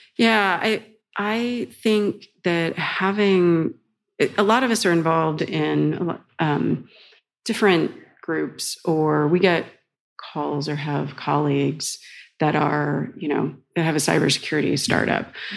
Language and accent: English; United States; moved away as an adult; now in Amsterdam, Netherlands; as an American